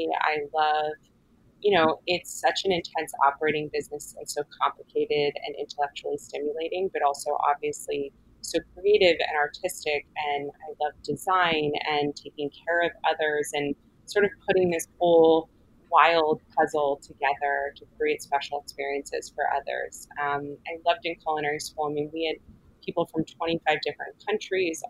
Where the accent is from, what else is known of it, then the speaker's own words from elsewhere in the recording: Los Angeles, California, United States; moved away as an adult; also born or lived in Philadelphia; now in New York, United States; I'm born and raised in Los Angeles, sort of one of the rare second generation locals